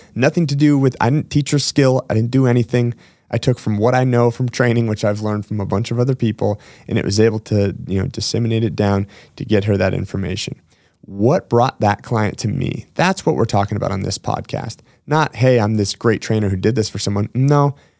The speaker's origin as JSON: {"language": "English", "region": "Washington", "country": "United States", "tie": "born or raised there", "said": "one of my hometown gyms in Washington State"}